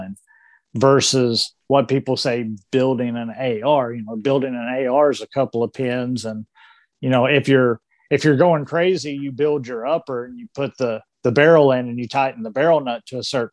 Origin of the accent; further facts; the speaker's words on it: the South, United States; I'm from the South